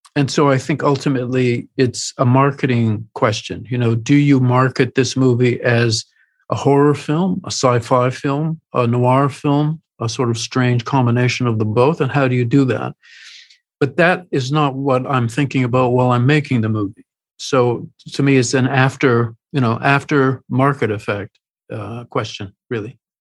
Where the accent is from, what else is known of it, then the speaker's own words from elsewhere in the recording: Canada; as a Canadian who had made films successfully